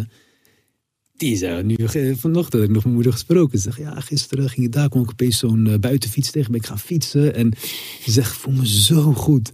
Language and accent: Dutch; Rotterdam, South Holland, Netherlands; je groeit ook op met eh, Rotterdam